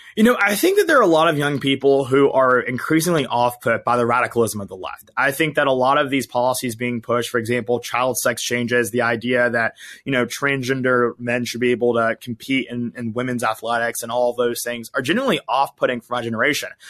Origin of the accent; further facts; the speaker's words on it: Georgia, United States; moved away as an adult; also born or lived in Alabama; now in Los Angeles, United States; I grew up in Georgia, uh, went to school in Alabama, and now I'm in L